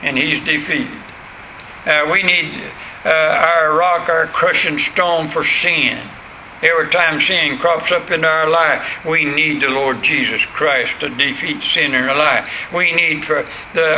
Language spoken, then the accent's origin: English; United States; I'm American